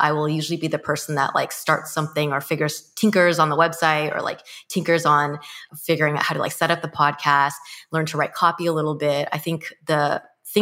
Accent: Mission Viejo, California, United States; I grew up in Mission Viejo, California, which is located in Orange County

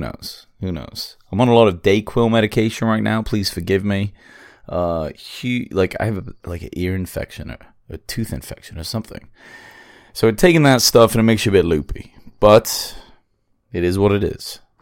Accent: England, United Kingdom; I'm English

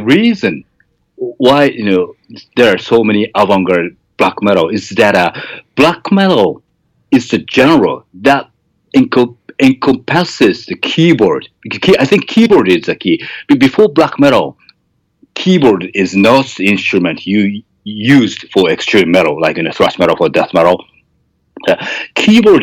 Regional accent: Japan; first language Japanese; English is a second language; Japanese because it's my mother tongue

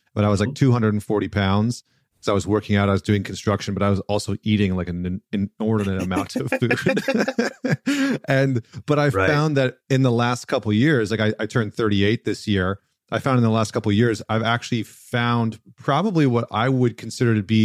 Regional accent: Canada; growing up in Canada

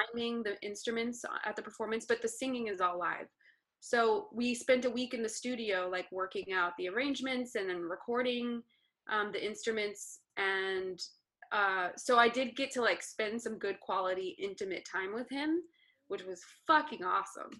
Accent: Las Cruces, New Mexico, United States; moved away as an adult; also born or lived in Ohio / New York City, New York; now in Los Angeles, United States; las cruces new mexico

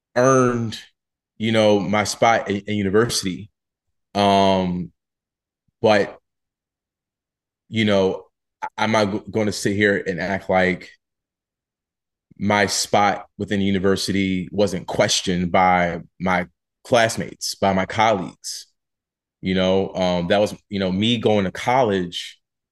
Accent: Philadelphia, Pennsylvania, United States; I'm from Philly, so there was more financial aid that was available for me going there

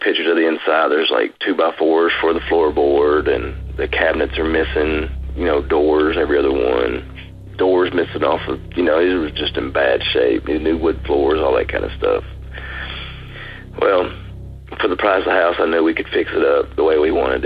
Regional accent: Chattanooga, Tennessee, United States; I'm from Chattanooga, Tennessee

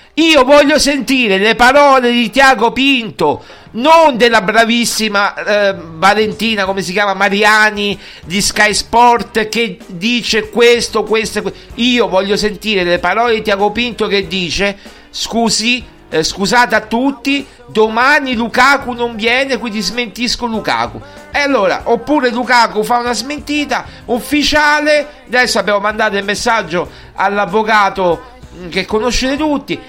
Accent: Lazio, Italy; sono del Lazio

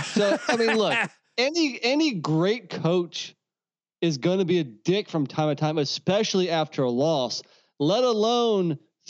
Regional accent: North Carolina, United States; it's a shame that my home state of North Carolina is behind Virginia.

